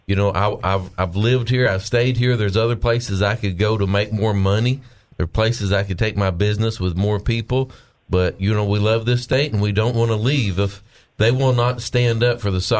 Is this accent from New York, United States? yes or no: no; Arkansas, United States; we're from Arkansas, and we don't want to move anywhere else